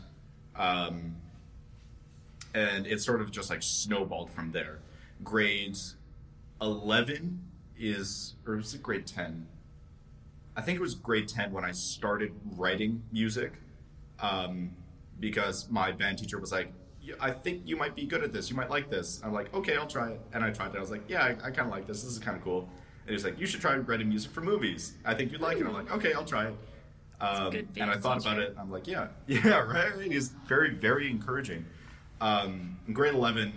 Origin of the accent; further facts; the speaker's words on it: Calgary, Alberta, Canada; moved away as an adult; now in Toronto, Canada; I'm not from the States, for clarification. I've spent my entire life in Canada